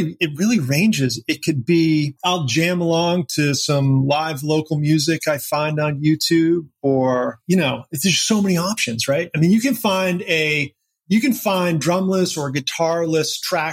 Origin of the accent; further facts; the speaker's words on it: Bethlehem, New Hampshire, United States; moved away as an adult; also born or lived in Boston / Tokyo / Hong Kong / St. Croix; I grew up in a tiny little town called Bethlehem, New Hampshire